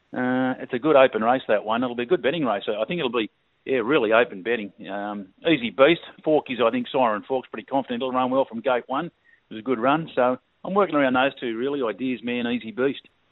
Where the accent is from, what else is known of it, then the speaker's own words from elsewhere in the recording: Sydney, Peak Hill, New South Wales, Australia; now in Northern Territory, Australia; I was originally from Sydney, and I spent my first ten years down in the Shire.